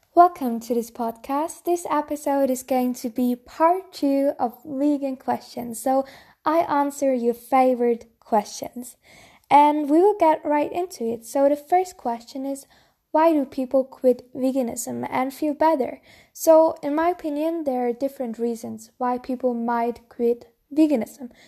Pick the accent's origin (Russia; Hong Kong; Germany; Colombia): Germany; Bavaria; I'm from Bavaria, so I'm very traditional town